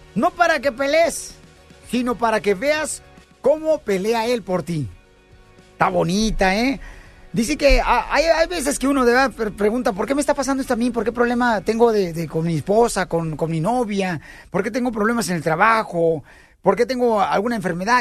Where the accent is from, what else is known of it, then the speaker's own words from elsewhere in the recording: Jalisco, Mexico; Soy del estado de Jalisco, el estado más hermoso de la República Mexicana, paisano